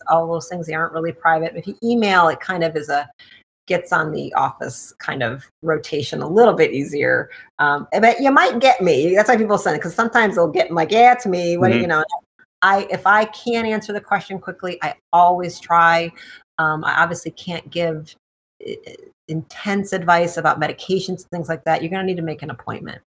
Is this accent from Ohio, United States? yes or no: no; Detroit, Michigan, United States; I'm from Detroit